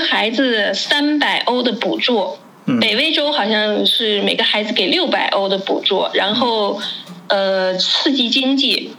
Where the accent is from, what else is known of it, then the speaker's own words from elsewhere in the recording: China; now in Germany; 我们中国人在这边做公司